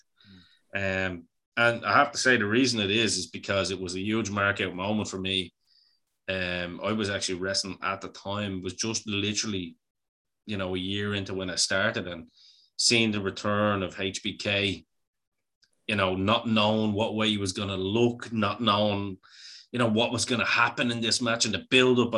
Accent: Bray, County Wicklow, Ireland; I'm from Bray. I like the sea. I like the sand, even though it's not much sand in Bray anymore. It's all stones.

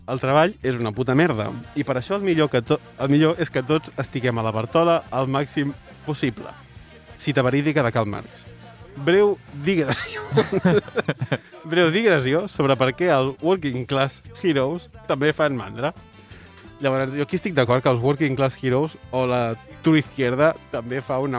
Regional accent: Sant Cugat, Catalonia, Spain; Jo sóc de Sant Cugat.

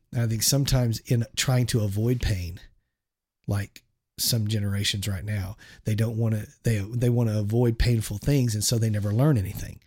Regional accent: Shawnee, Oklahoma, United States; also born or lived in San Francisco Bay Area, California; we moved from the San Francisco area to Shawnee, Oklahoma

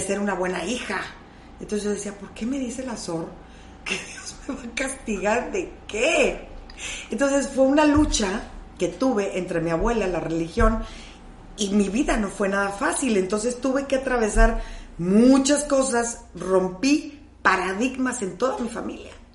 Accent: Monterrey, Nuevo León, Mexico; hoy somos de Monterrey

